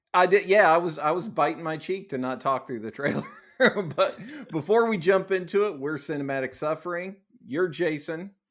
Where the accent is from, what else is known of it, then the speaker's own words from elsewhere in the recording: United States; I'm too American